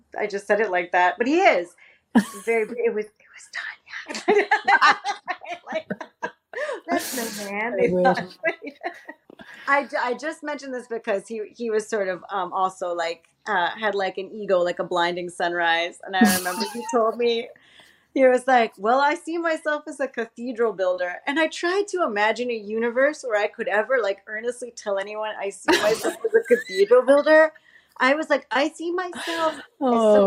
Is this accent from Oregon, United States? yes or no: no; Miami, Florida, United States; moved away; I come from Miami